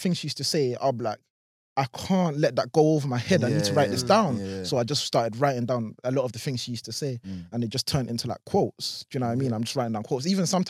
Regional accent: Croydon, London, United Kingdom; I love Croydon. You know, like, Croydon's my home.

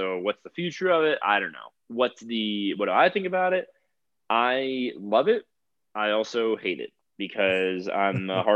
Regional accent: South Florida, United States; now in Colorado, United States; I'm from South Florida. I've owned guns my whole life.

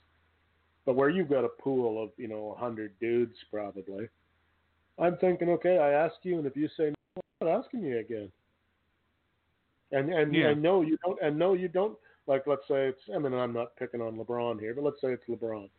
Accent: Canada; I'm not an American, but being a Canadian, when I was growing up

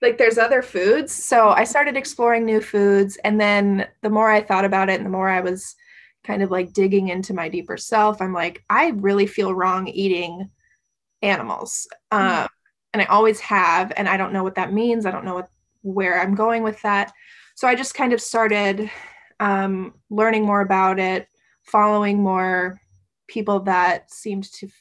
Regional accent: Midwest, United States; moved away; also born or lived in East Coast; I grew up in the Midwest. So I grew up around eating a lot of beef and pork and meat and potatoes.

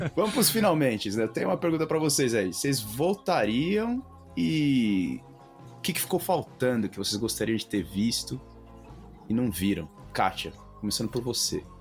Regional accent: Brazil; accent: Brazilian; moved away; meu sotaque de brasileiro

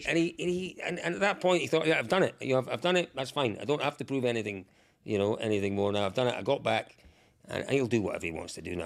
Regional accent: Scotland, United Kingdom; I'm from Scotland

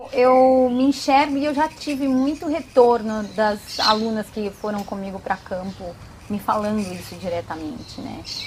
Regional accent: São Paulo, Brazil; Eu, eu sou de cidade grande, eu nasci em São Paulo, fui criada em apartamento

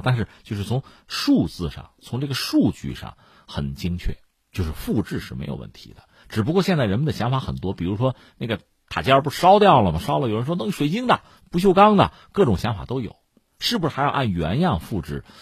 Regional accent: China; 我们中国人搞这个东西，应该叫修旧如旧

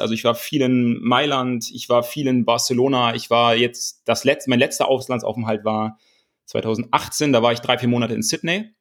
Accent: Kiel, Schleswig-Holstein, Germany; aus dem Hohen Norden, ich komme aus Kiel, bin ähm, auf einem Bauernhof groß geworden

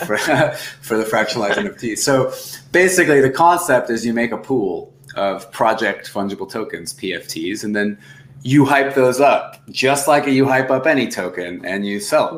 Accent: United States; also born or lived in Argentina; I'm, I'm from the United States

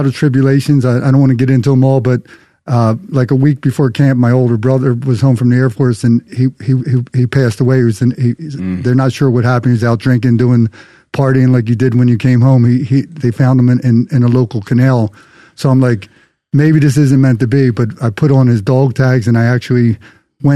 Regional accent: Philadelphia, Pennsylvania, United States; I grew up in Philadelphia

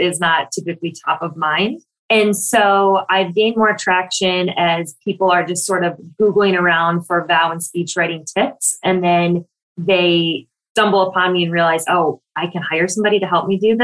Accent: Michigan, United States; now in Brooklyn, United States; I live in Brooklyn, New York. I'm originally from Michigan, and I flew home to Michigan

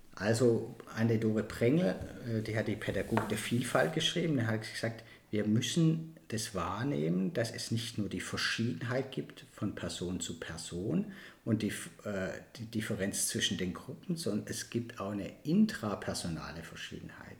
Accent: Baden-Württemberg, Germany; bei uns in Baden-Württemberg

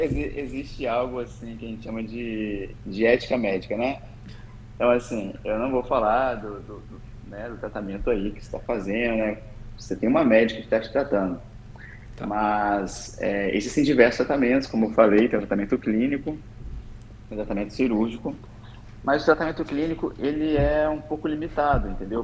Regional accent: Espírito Santo, Brazil; moved away as an adult; now in Niterói, Brazil; Eu não sou daqui, né? Eu sou do Espírito Santo.

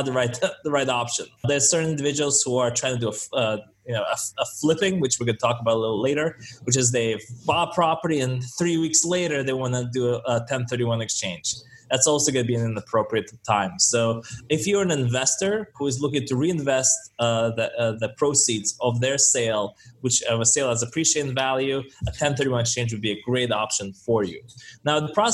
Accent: San Francisco, California, United States; I'm from San Francisco

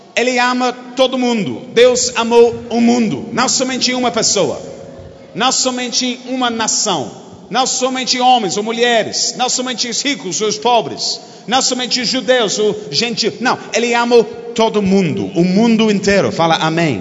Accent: United Kingdom; Portuguese is a second language; Você nunca ouviu um britânico pregando

